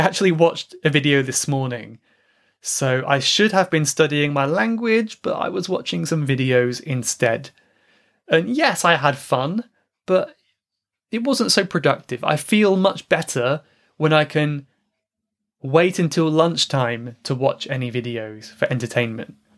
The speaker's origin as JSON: {"language": "English", "region": "England", "country": "United Kingdom", "said": "my home country, England"}